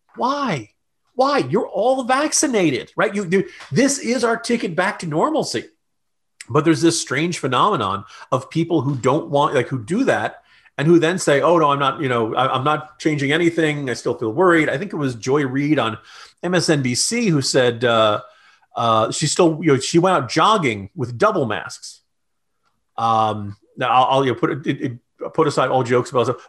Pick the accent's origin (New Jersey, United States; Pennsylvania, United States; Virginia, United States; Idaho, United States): New Jersey, United States; accent: New Jersey; my New Jersey accent